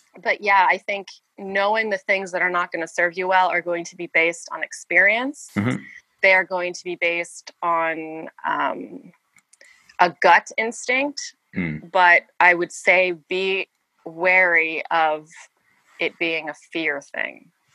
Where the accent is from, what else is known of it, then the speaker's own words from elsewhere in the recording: United States; I'm American